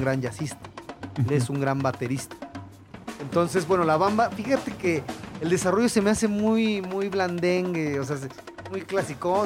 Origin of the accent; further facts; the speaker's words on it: Mexico; como mexicano